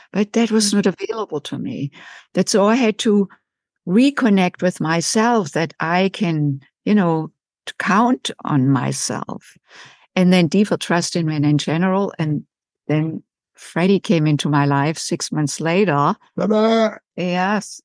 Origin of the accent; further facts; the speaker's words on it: Germany; English is a second language; moved away as an adult; also born or lived in United States; now in Chicago, United States; as you can tell from my accent, I didn't grow up in the United States. I was born and raised in Germany and came in my late 20s